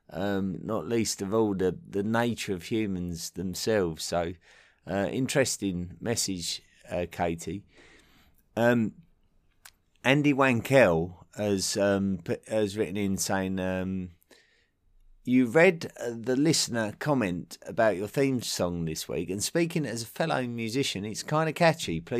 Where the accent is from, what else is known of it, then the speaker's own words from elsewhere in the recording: Essex, East of England, United Kingdom; accent: southeast England; as an Essex boy uh, from the county that neighbours London, um, my accent, my true accent, is very much reflective of uh, my local area. So it's very, much a, a southeast England accent.